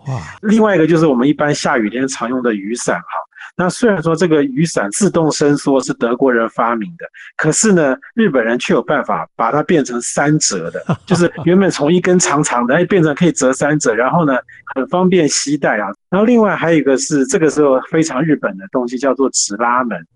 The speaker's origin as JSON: {"language": "Chinese", "country": "Taiwan", "said": "我们是自己身为台湾人"}